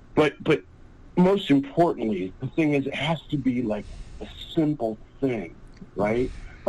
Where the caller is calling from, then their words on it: California, United States; from... I'm calling from California.